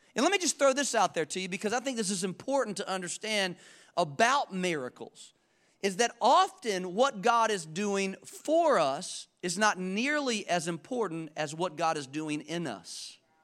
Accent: Charlotte, North Carolina, United States; I'm from Charlotte.

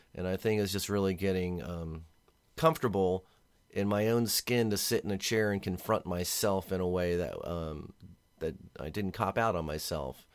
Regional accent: Arlington, Virginia, United States; moved away as an adult; also born or lived in Washington, D.C.; now in San Diego, United States; I was born and raised in Washington, D C, and grew up in Arlington, Virginia

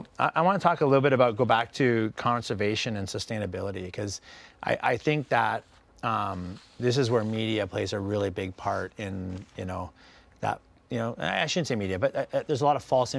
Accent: West Coast, Canada; now in San Diego, United States; I grew up on the West Coast of Canada.

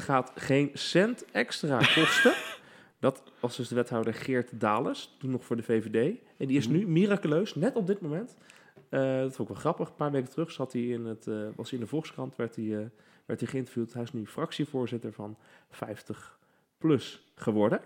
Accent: The Hague, South Holland, Netherlands; ik kom dus uit Den Haag

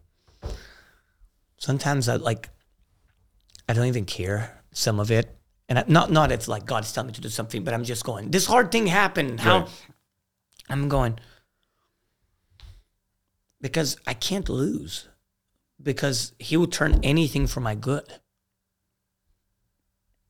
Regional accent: Brazil; moved away; also born or lived in Greenville; I grew up in Brazil. It's a violent place.

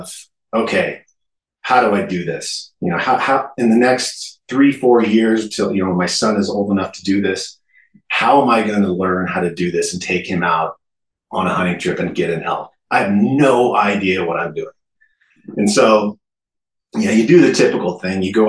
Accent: Idaho, United States; I was born and raised in Idaho

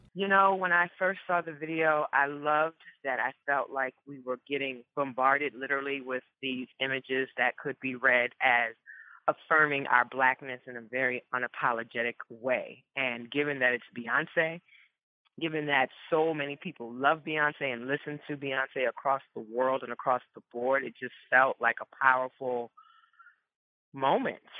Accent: New Orleans, Louisiana, United States; growing up first generation Ghanaian, born and raised in New Orleans

